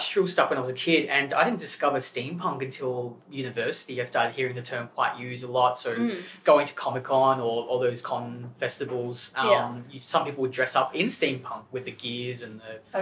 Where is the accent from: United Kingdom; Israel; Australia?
Australia; Gippsland, Victoria; moved away as an adult; now in Melbourne, Australia; growing up in Gippsland